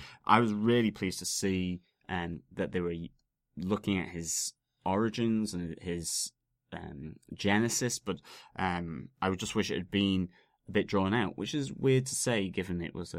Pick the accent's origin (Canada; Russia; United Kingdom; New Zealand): United Kingdom; Ormskirk, North West England; where I was born and brought up in Ormskirk.